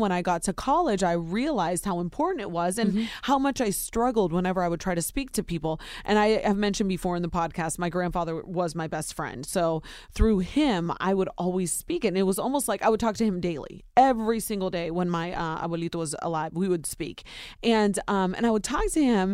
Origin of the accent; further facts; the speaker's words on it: Ohio, United States; growing up in Ohio, my mom and dad only spoke Spanish in the house.